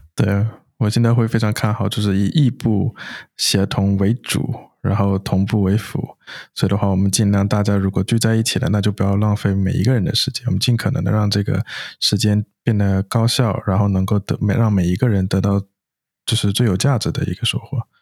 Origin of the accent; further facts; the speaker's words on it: China; moved away as an adult; also born or lived in United States; 我本身是在国内，就是土生土长长大的嘛